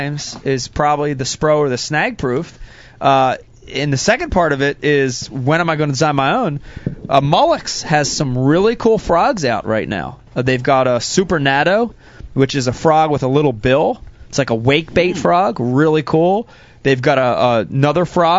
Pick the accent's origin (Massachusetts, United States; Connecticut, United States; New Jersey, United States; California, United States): New Jersey, United States; that's the environment we grew up in New Jersey